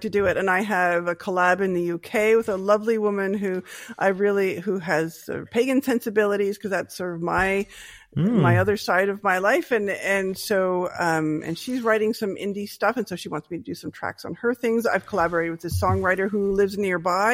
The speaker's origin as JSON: {"language": "English", "town": "Halifax", "region": "Nova Scotia", "country": "Canada", "tie": "born or raised there", "also_born_or_lived": "Ontario", "accent": "Nova Scotian", "moved": "yes", "said": "I'm from Nova Scotia"}